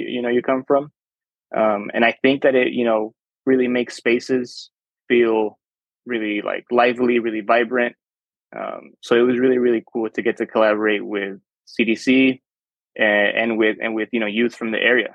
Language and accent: English; Chula Vista, California, United States; first language Spanish; English is a second language; I grew up in Chula Vista